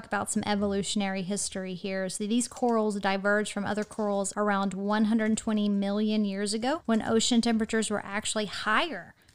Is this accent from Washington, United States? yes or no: no; Texas, United States; I'm from Texas